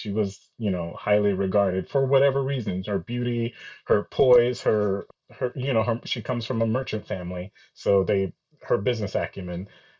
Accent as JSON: {"language": "English", "country": "Nigeria", "lives_now": "United States", "said": "I feel like I'm both Nigerian and American."}